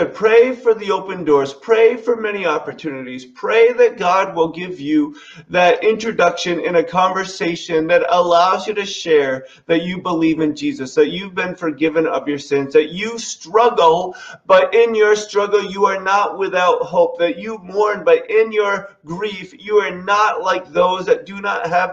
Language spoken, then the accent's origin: English; New England, United States; how we speak as a New Englander